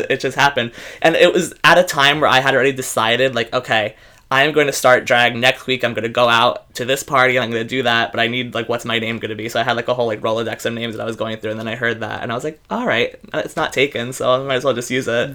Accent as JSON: {"language": "English", "town": "New York City", "region": "New York", "country": "United States", "tie": "born or raised there", "said": "I am born and raised in the Bronx"}